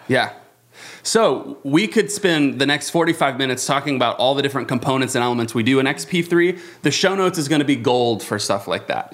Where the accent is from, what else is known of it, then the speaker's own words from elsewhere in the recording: Avon, Indiana, United States; in Avon, Indiana. Shout out to my hometown.